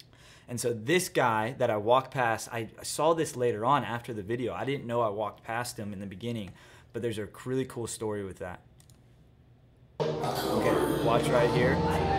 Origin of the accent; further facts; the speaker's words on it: Austin, Texas, United States; I'm from Austin, Texas, the live music capital of the world.